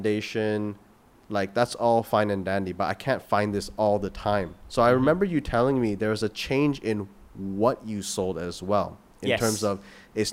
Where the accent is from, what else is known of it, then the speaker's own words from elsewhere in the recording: Canada; moved away; I come from Canada